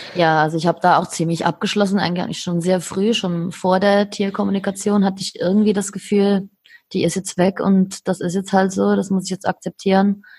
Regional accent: Switzerland; moved away; bin aus der Schweiz

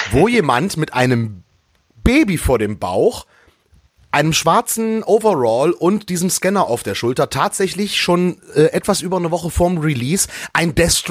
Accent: Lower Saxony, Germany; born or raised there; now in Frankfurt, Germany

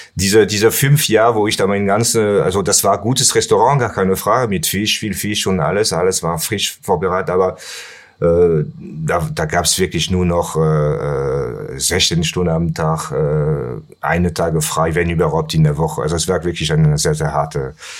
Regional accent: Pertuis, Provence-Alpes-Côte d'Azur, France; German is a second language; moved away as an adult; also born or lived in Nice, France; now in Cologne, Germany; Ich bin in äh, Aix-en-Provence geboren und äh, dann nach Pertuis bin ich, also das ist ein kleines Kaff, der äh, 20 Kilometer entfernt von Ex ist. Mhm. Da bin ich groß geworden

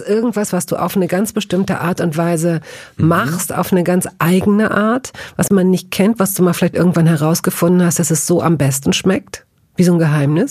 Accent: western Germany, Germany; da, wo ich groß geworden bin, nämlich im Westen Deutschlands

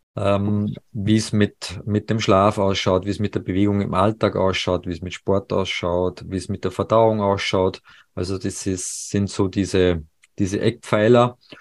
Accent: Salzburg, Austria; moved away as an adult; also born or lived in Paris; Salzburg ist ja meine Heimat

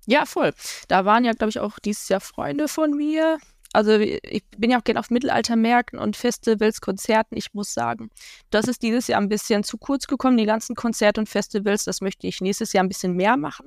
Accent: Ruhr area, North Rhine-Westphalia, Germany; Ich komme aus dem Ruhrgebiet

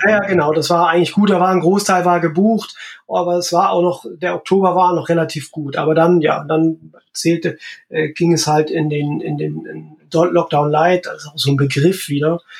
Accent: Nossen, Saxony, Germany; born or raised there; also born or lived in Freital; now in Horumersiel, Germany

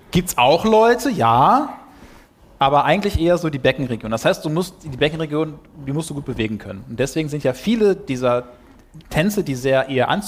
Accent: Duisburg, North Rhine-Westphalia, Germany; Ihr müsst wissen, ich bin ja Ruhrpottler, ich bin aus Duisburg, da hält man nichts von Recklinghausen

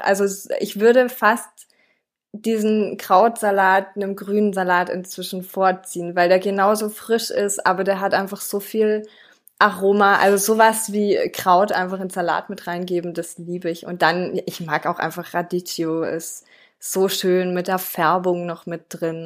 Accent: France; moved away; ich bin in Frankreich aufgewachsen.

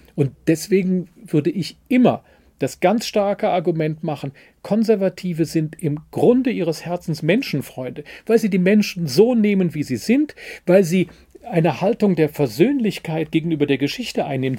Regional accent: West Germany, Germany; Ich bin 1967 als Wessi geboren und als Wessi aufgewachsen

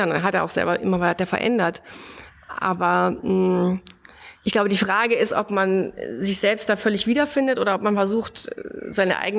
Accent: Bavaria, Germany; Du kommst aus Mecklenburg-Vorpommern, ich komme aus Bayern mit einem italienischen Hintergrund.

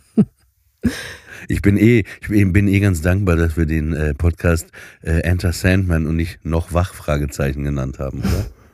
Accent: Papenburg, Lower Saxony, Germany; moved away; nach Papenburg ins Emsland, wo ich aufgewachsen bin

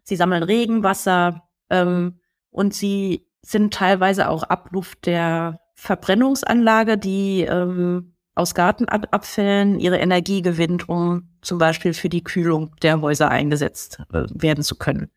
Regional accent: Germany; hier bei uns in Deutschland

